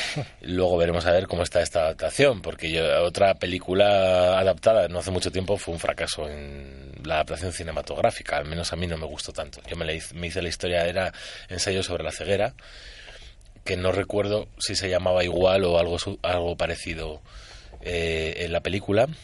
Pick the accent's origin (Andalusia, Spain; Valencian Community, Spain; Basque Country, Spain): Basque Country, Spain; San Sebastián; moved away; mi tierra natal, de Donosti, esa gran ciudad y bella ciudad